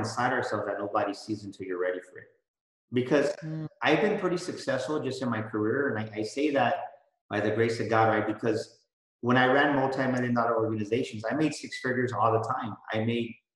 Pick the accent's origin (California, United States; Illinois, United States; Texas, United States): Texas, United States; San Antonio; I was born and raised in San Antonio